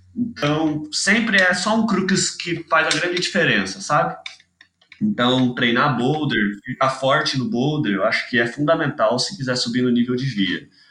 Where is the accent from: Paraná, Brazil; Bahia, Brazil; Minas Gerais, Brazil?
Minas Gerais, Brazil; Itajubá; also born or lived in Manaus, Amazonas, Brazil; sou de Manaus, mudei pra Itajubá com 9 anos, 10 anos, não lembro exatamente. Porque minha família inteira, na real, é daqui do sul de Minas